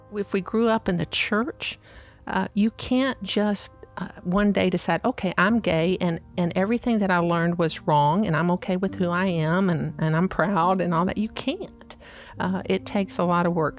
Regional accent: the South, United States; I grew up in the South.

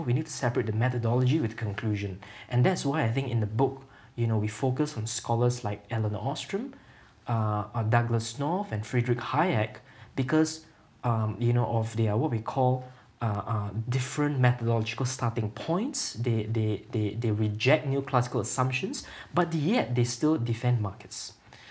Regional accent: Singapore; I come from Singapore

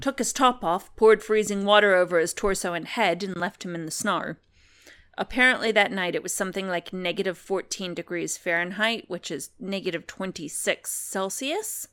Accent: United States; accent: American; moved away; my accent's American

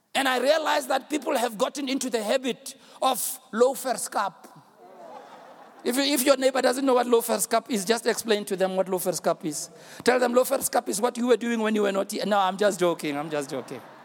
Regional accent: South Africa; I'm a South African

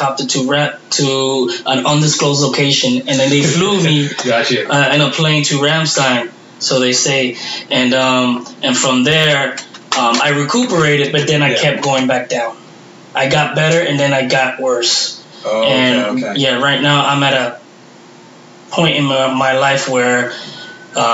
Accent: New York City, New York, United States; I was born and raised in Brooklyn, New York, for about 16 years

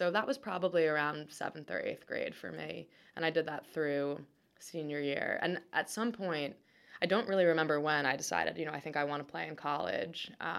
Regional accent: Annapolis, Maryland, United States; And we grew up in Annapolis, and there just weren't a lot of kids who played competitive tennis in Annapolis.

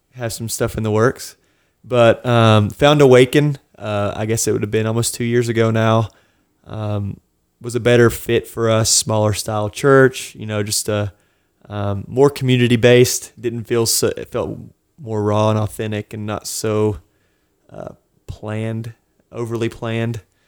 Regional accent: Tri-Cities, Tennessee, United States; also born or lived in Florida; now in Knoxville, United States; I grew up in the Tri-Cities

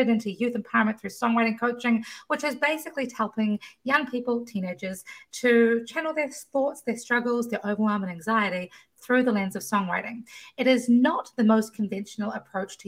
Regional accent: New Zealand; moved away; I come from New Zealand, where the education system is run very differently

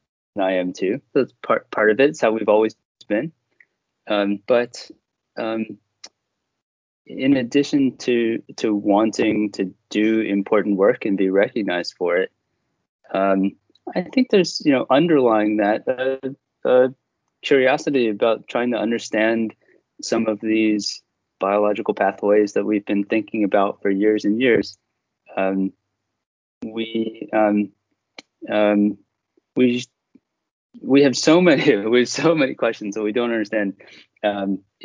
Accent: Philadelphia, Pennsylvania, United States; I grew up in Philadelphia

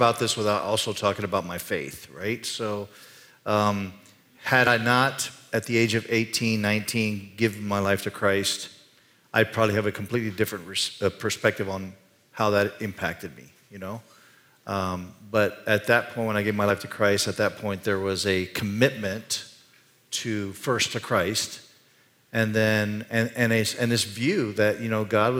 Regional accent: Panama; I grew up in the country of Panama.

